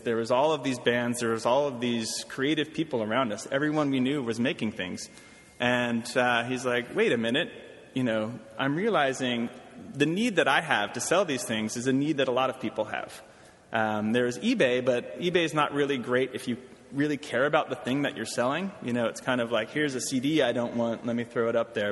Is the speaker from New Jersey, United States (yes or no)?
no; Washington, District of Columbia, United States; moved away as an adult; also born or lived in Brooklyn, New York / Oberlin, Ohio; now in New York, United States; I'm from Washington, D.C. originally